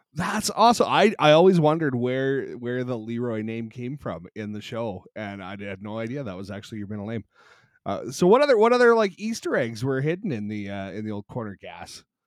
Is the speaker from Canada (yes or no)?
yes; Canada; growing up in Canada